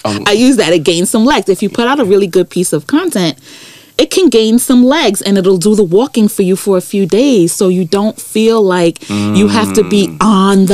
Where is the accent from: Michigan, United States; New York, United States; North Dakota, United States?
New York, United States; New York City; also born or lived in London; I grew up in Brooklyn